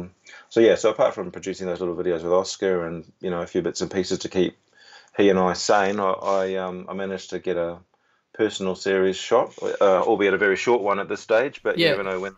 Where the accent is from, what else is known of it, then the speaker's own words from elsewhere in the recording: New Zealand; moved away as an adult; also born or lived in London, United Kingdom; now in Melbourne, Australia; I'm obviously a Kiwi